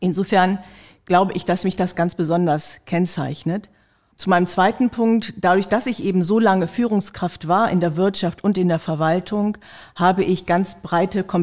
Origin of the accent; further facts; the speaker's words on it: Lower Saxony, Germany; Und ich komme eben ja aus der Region und ich kenne dadurch natürlich auch die Verhältnisse in Barnsdorf.